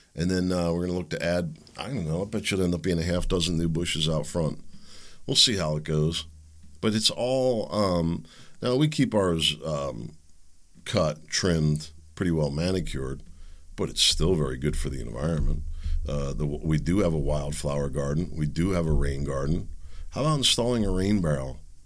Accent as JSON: {"language": "English", "region": "Pennsylvania", "country": "United States", "tie": "born or raised there", "said": "I grew up playing in Pennsylvania's creeks, the streams, the woods, tracking animals"}